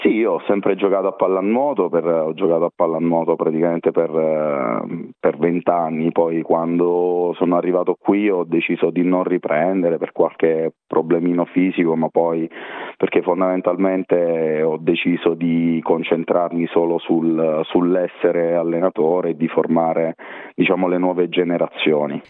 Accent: Teramo, Abruzzo, Italy; moved away as an adult; now in Perth, Australia; io sono di Teramo, splendida cittadina abruzzese

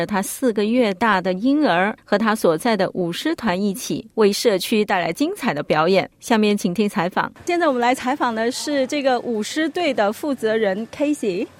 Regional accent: Canberra, Australian Capital Territory, Australia; also born or lived in Melbourne; 是的，在我出生以前，我的父母从香港移民到了墨尔本，后来我们全家搬到了堪培拉，在这里我很想了解我来自的文化

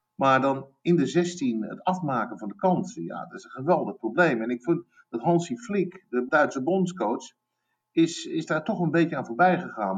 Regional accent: United States; moved away; Ik ben een half Amerikaan. Ehm, ik ben opgegroeid in Amerika.

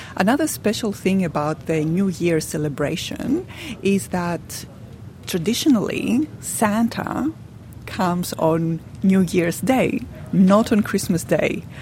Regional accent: Pakistan; now in Australia; I'm from Pakistan originally

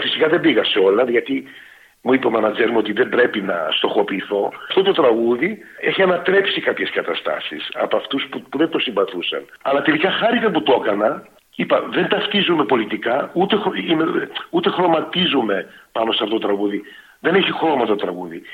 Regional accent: Melbourne, Victoria, Australia; moved away as an adult; now in Greece; τη Μελβούρνη, γιατί εκεί μεγάλωσα και είμαι περήφανο που, που είμαι ε, από τη Μελβούρνη

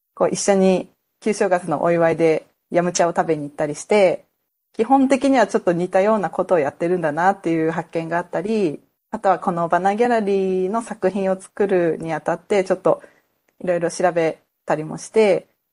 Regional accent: Tokyo, Japan; born or raised there; moved away as an adult; also born or lived in Tunisia; now in Australia

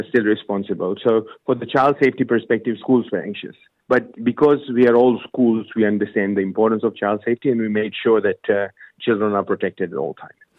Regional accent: Ahmedabad, Gujarat, India; moved away as an adult; now in Australia; અમદાવાદમાં થયું છે ગુજરાતમાં અને હું ત્યાં

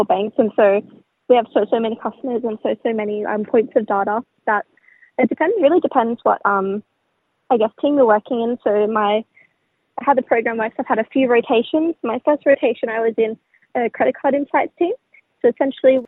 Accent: Darug land, New South Wales, Australia; also born or lived in Northern Beaches, Sydney; I grew up in Darragland, but more specifically, my mob is from Wamalai

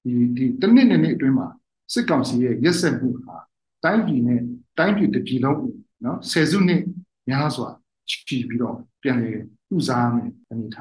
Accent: Chin State, Myanmar; ကျွန်တော်ချင်းလူမျိုးတွေရဲ့ collective trauma

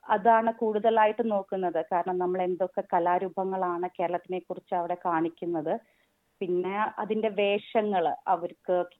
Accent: Kerala, India; now in Sydney, Australia; നമ്മളൊക്കെ നാട്ടിൽ ജനിച്ച് ആ കലകൾക്കിടയിലൂടെ നടന്ന് നടന്ന് വളർന്നു വന്ന ആൾക്കാരാണ് നമ്മളൊക്കെ

